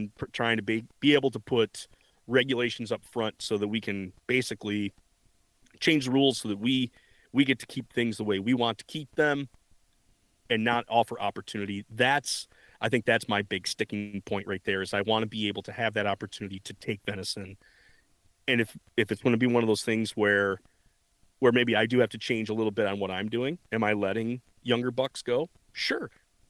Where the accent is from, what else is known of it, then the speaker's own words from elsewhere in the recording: Michigan, United States; And I come from Michigan where deer are a dime a dozen. They are in everybody's backyards.